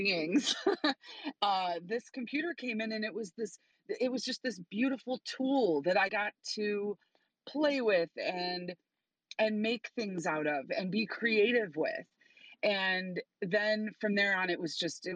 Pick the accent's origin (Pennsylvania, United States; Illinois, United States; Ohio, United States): Illinois, United States; Chicago; I'm from Chicago